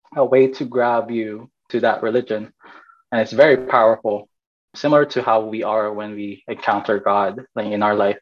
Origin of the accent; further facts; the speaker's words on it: Fresno, California, United States; also born or lived in Bay Area, California / Philippines; I'm Filipino. I'm from Fresno, California